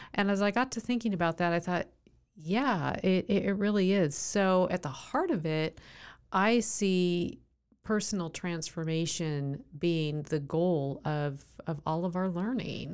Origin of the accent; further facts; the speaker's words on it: Southern California, United States; I grew up in Southern California